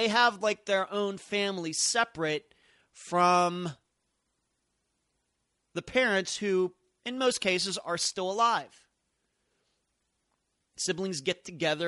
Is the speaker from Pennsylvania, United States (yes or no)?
yes; Leechburg, Pennsylvania, United States; growing up in Leechburg, Pennsylvania